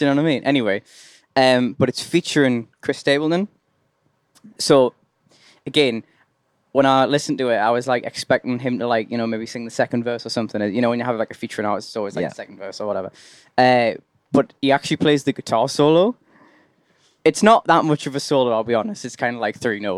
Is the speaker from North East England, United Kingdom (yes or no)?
yes; Durham, North East England, United Kingdom; I'm from Durham.